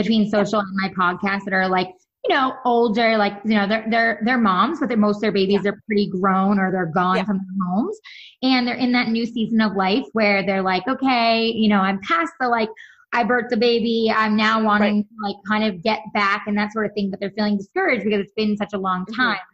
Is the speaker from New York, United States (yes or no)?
yes; New York, United States; now in California, United States; I'm from New York originally